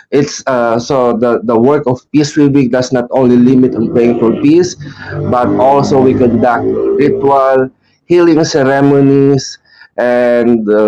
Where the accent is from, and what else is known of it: Philippines